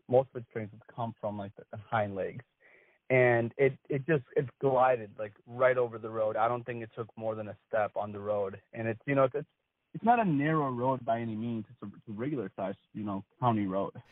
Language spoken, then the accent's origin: English; Wisconsin, United States; I grew up in Wisconsin